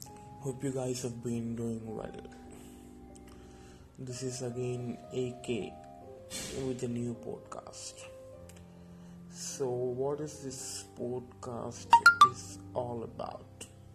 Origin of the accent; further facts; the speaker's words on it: India; I'm talking about Indian people, because I hail from India